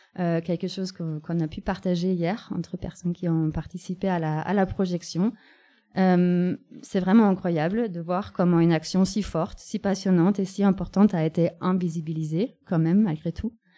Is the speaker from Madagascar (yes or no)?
no; Germany; now in France; dans la capitale de mon pays natal